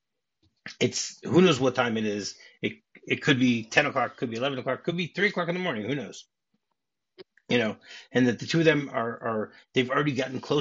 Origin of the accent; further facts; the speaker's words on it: New Jersey, United States; I grew up in the New Jersey area